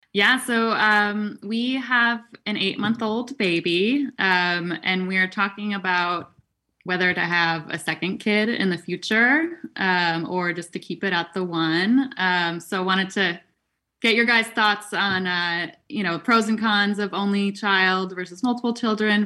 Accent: East Coast, United States; now in California, United States; I'm from the East Coast

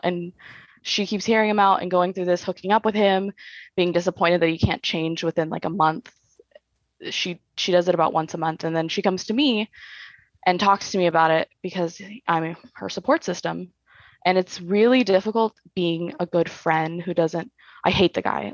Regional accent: Bakersfield, California, United States; now in Orange County, United States; I'm technically, I'm from Bakersfield

